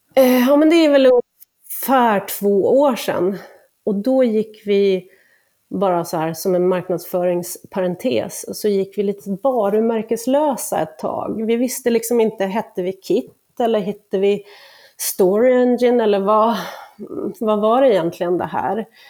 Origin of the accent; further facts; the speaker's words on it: Åland Islands; moved away; på Åland där jag kommer ifrån